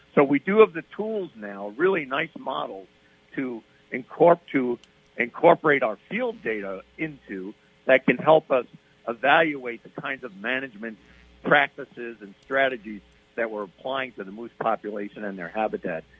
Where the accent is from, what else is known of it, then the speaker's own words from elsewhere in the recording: East Coast, United States; moved away; I grew up on the East Coast